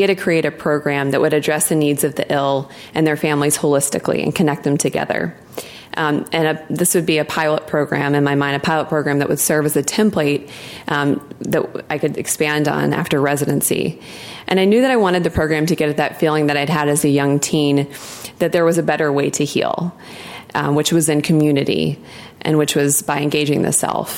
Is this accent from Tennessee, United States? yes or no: yes; Memphis, Tennessee, United States; moved away; I grew up in Memphis, Tennessee